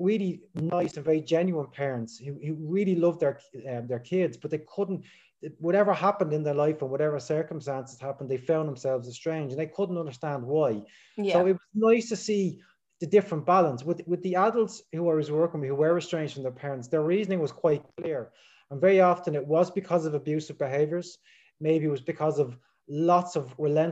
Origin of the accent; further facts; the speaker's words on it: Dublin, Leinster, Ireland; I'm from Dublin in Ireland